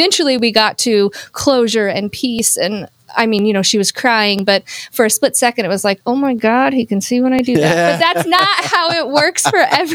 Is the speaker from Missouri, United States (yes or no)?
yes; Palmyra, Missouri, United States; now in Hannibal, United States; I'm from Palmyra, Missouri, which is just like 12 miles west of Hannibal